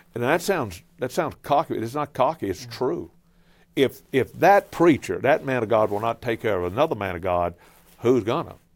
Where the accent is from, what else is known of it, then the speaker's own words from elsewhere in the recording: Cajun, Louisiana, United States; I'm a Cajun